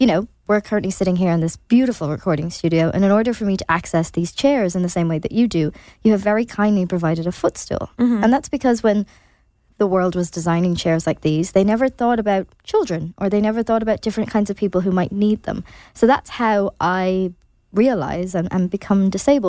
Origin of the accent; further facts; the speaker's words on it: Ireland; as Irish people